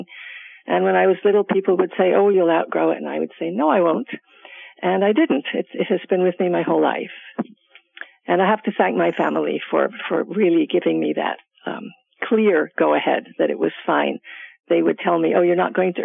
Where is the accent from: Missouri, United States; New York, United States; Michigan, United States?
New York, United States; New York City; I grew up in Manhattan in the Village in New York City